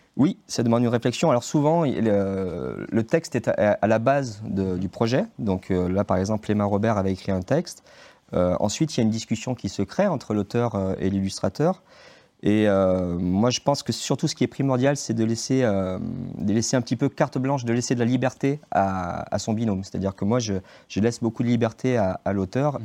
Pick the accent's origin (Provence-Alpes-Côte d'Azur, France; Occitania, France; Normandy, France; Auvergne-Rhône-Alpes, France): Auvergne-Rhône-Alpes, France; Saint-Étienne; moved away as an adult; now in Saint-Maurice-en-Gourgois, France; je suis né à Saint-Étienne. J'ai fait mes études à Saint-Étienne